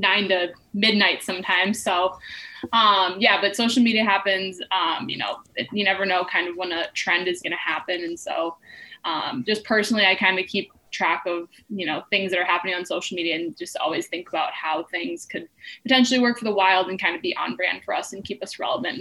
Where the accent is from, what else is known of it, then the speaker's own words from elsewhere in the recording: Bloomington, Minnesota, United States; I grew up in Minnesota. I'm originally from Bloomington.